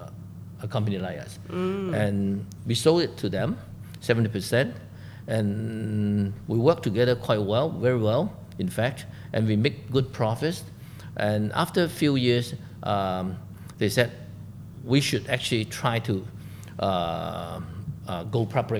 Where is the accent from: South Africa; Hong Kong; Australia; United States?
Hong Kong; I'm 100% made in Hong Kong, because I was born in Hong Kong, I was educated in Hong Kong. I never leave Hong Kong